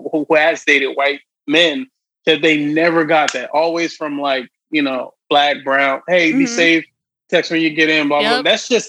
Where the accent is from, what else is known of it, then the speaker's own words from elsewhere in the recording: Philadelphia, Pennsylvania, United States; now in New York, United States; Yeah, I grew up in Philly.